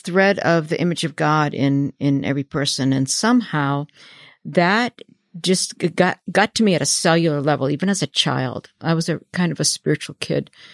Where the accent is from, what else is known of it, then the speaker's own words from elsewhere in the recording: New Hampshire, United States; I was raised in New Hampshire in conservative Baptist